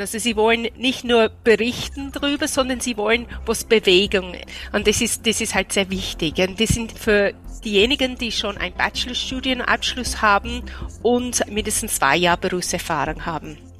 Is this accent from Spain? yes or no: no; United Kingdom; German is a second language; moved away as an adult; now in Austria; ich komme aus Großbritannien